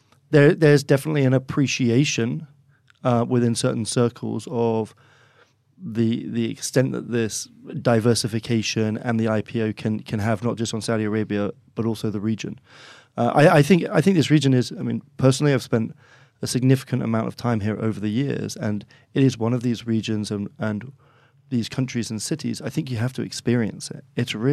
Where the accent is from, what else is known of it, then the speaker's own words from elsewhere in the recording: Oxford, South East England, United Kingdom; accent: English; So I speak with an English accent. I'm one of five kids, all born and raised in Oxford.